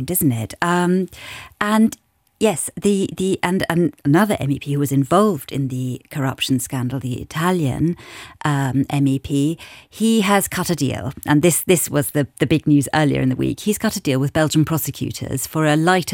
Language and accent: English; United Kingdom; now in Luxembourg; being British